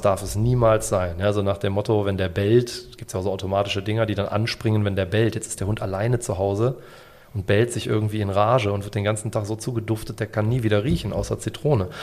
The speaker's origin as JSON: {"language": "German", "region": "Bavaria", "country": "Germany", "said": "bei uns in Bayern"}